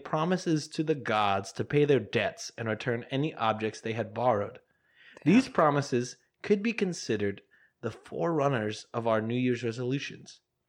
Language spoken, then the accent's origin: English; Pearland, Texas, United States; also born or lived in Houston; just being born and raised in Houston.